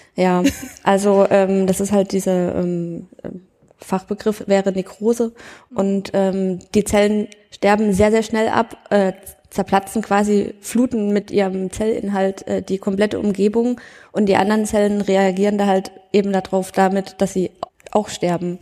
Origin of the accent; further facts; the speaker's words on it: Thuringia, Germany; ich komme nur aus Thüringen, aber nicht aus der Ecke